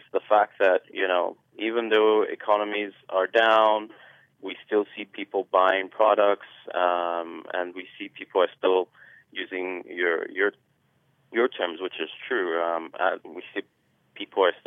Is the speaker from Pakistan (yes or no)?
no; Nigeria; I'm a Nigerian myself, born and raised